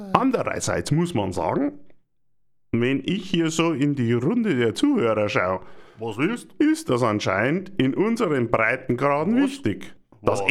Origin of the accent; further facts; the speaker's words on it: Germany; Wir kaufen doch als Deutsche gerne Autos